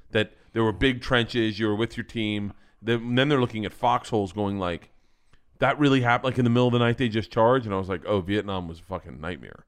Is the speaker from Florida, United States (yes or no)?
yes; Florida, United States; growing up in Florida